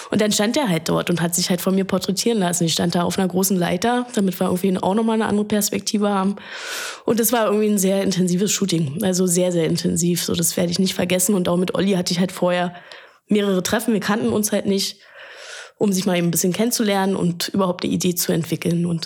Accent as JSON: {"language": "German", "region": "Berlin", "country": "Germany", "tie": "born there", "said": "als geborene Berlinerin."}